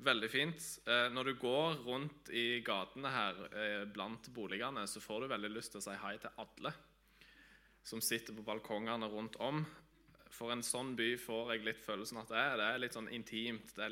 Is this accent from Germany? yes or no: no; Tanzania; also born or lived in Vigrestad, Norway; now in Norway; Jeg er opprinnelig fra Vigrestad på Jæren. Jeg er født og oppvokst i Tanzania av eh, misjonærforeldre.